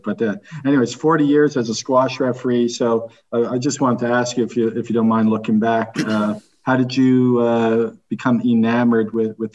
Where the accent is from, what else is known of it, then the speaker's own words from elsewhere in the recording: Halifax, Nova Scotia, Canada; my hometown, yeah, Halifax.